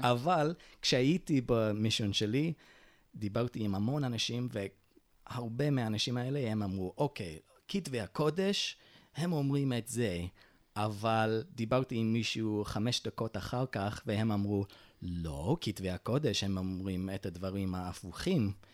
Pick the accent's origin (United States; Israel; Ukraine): United States; Utah; Hebrew is a second language; moved away; הם הגיעו ליוטה, וביוטה נולדתי, נולדתי כמורמוני, וכן, גדלתי בדת של ההורים שלי